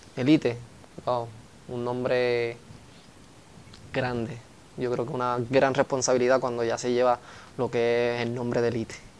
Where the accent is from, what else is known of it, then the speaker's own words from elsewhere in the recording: Coamo, Puerto Rico; tanto a mi pueblo, a mis auspiciadores y a mi isla